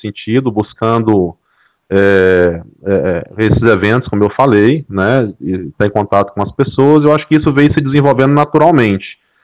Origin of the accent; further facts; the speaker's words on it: interior of Mato Grosso, Brazil; eu sou aqui do interior de Mato Grosso